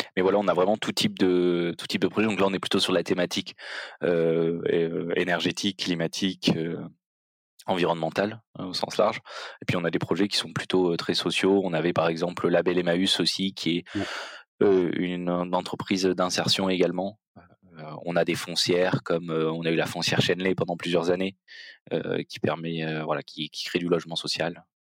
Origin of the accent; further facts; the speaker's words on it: Marseille, Provence-Alpes-Côte d'Azur, France; moved away; also born or lived in Belgium; je suis originaire de Marseille